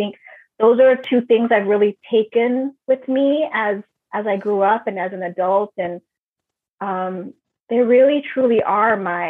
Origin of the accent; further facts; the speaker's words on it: Nairobi, Kenya; born there; first language Swahili; English is a second language; Yeah, I was born in Nairobi, Kenya.